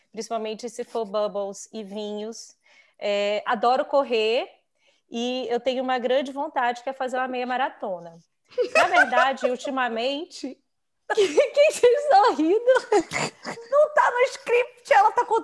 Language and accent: Portuguese; São Luís, Maranhão, Brazil; moved away as an adult; ah, sou de São Luís, do Maranhão eu morei lá a vida inteira, estudei no mesma escola, praticamente morei na mesma casa, até que em 2002 eu casei.